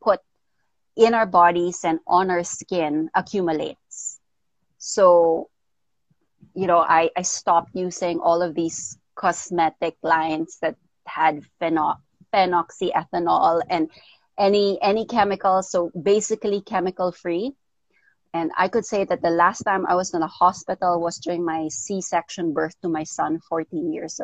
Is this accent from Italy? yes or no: no; Philippines; also born or lived in United States / Daly City, California; I was born in the States, but I was raised here in the Philippines